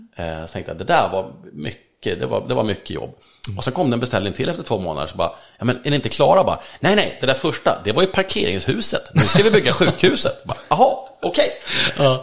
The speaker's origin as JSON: {"language": "Swedish", "country": "Sweden", "said": "i skärgården där jag kommer ifrån"}